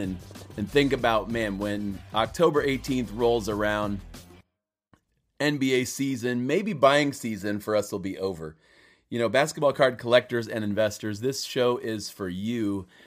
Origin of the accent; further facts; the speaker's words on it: Cleveland, Ohio, United States; Cleveland Cavaliers are my hometown team